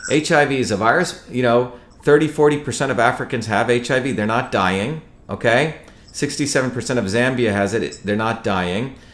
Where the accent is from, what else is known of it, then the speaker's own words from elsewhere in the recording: India; moved away; also born or lived in New Jersey, United States; I grew up in India where my grandparents had nothing